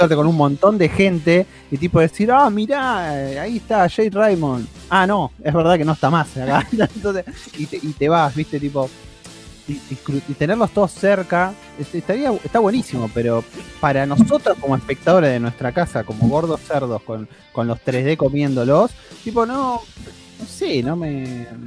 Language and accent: Spanish; Argentina; somos argentinos